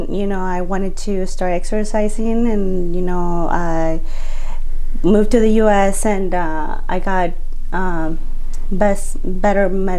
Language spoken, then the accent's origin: English; Mexico; moved away as an adult; now in United States; I was born and raised in Mexico.